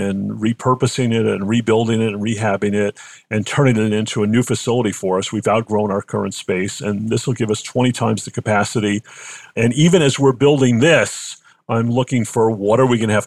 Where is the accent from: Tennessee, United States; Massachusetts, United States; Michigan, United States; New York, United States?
Massachusetts, United States; Boston; accent: Boston; moved away as an adult; now in Cleveland, United States; I'm from Boston originally.